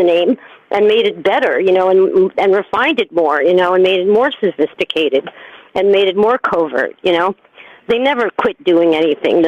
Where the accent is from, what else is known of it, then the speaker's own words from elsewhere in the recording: New York, United States; I'm a New Yorker